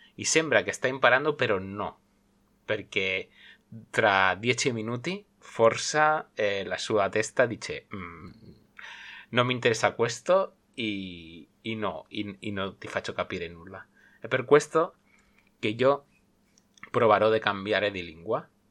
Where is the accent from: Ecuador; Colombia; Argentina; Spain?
Spain; Sabadell, Catalonia; first language Spanish; soy madre lengua español, nacido en Barcelona, bueno, nacido en Sabadell, provincia de Barcelona, y vivo en Cataluña